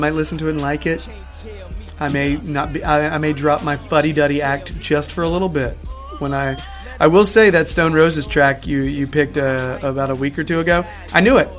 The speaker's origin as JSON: {"language": "English", "country": "United States", "said": "because I am American"}